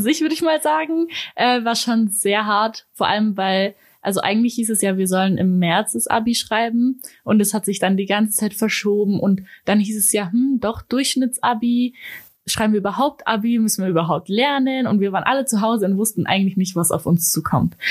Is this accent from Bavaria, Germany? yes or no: no; Ulm, Baden-Württemberg, Germany; ich komme aus Ulm